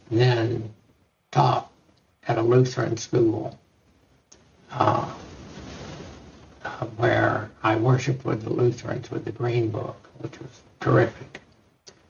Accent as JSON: {"language": "English", "region": "Texas", "country": "United States", "tie": "born or raised there", "said": "growing up in Texas"}